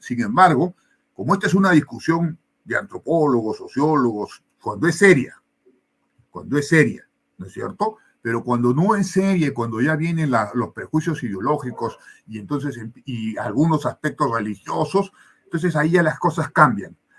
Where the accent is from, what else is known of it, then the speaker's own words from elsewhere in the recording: Cusco, Peru; por mi tierra, por el Cusco